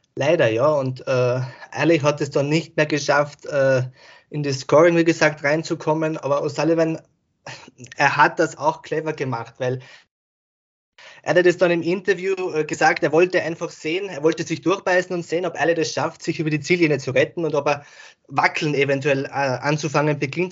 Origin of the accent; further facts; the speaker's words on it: Austria; Ich komme ja aus Österreich